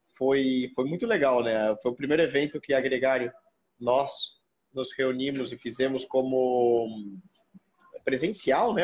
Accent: Brazil; fiquei muito, muito orgulhoso de falar sou brasileiro

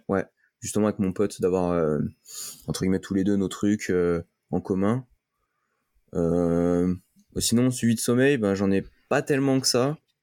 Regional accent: France; vu que je suis français

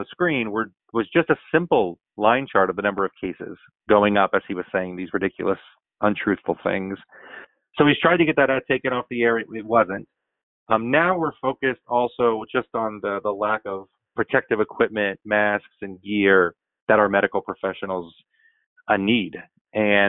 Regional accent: Florida, United States; It happens to be my home state

